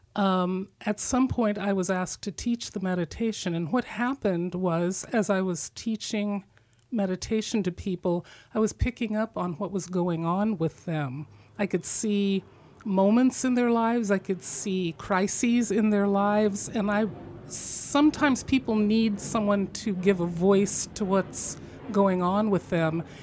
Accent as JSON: {"language": "English", "region": "Midwest", "country": "United States", "tie": "born or raised there", "moved": "yes", "said": "I was a Christian growing up in the Midwest."}